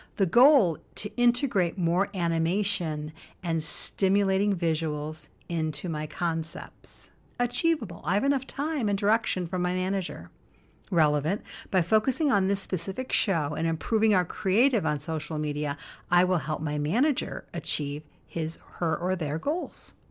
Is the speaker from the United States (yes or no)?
yes; United States; us Americans